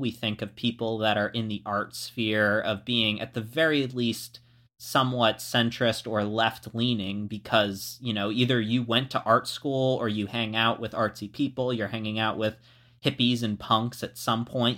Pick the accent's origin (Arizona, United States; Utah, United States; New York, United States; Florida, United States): Florida, United States; moved away; I was from Florida